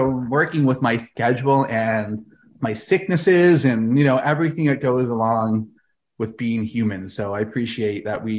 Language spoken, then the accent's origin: English; Toronto, Ontario, Canada; now in London, Canada; I am a Toronto boy, born and raised in Toronto. But over the last decade or so, all I've been doing is traveling full time as a Christian speaker all over the world